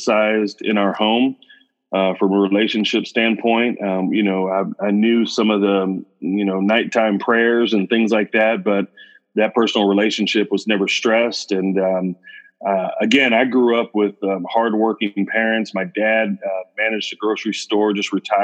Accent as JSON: {"language": "English", "town": "Olathe", "region": "Kansas", "country": "United States", "tie": "born or raised there", "also_born_or_lived": "Houston, Texas", "moved": "yes", "lives_now": "College Station, United States", "said": "I grew up in a town just outside of Kansas City called Olathe, Kansas. Born and raised in Olathe."}